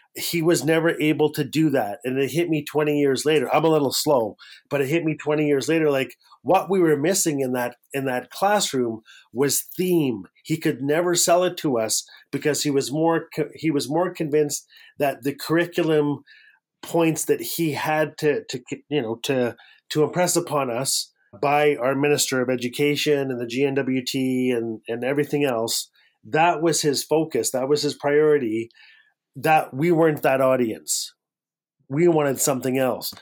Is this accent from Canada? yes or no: yes; Fort Smith, Northwest Territories, Canada; growing up in Fort Smith in the Northwest Territories